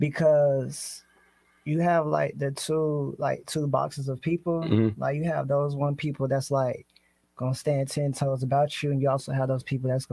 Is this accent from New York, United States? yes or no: no; Akron, Ohio, United States; also born or lived in Atlanta, Georgia; now in Sacramento, United States; I was born Akron, Ohio, and then I moved down to Atlanta, Georgia.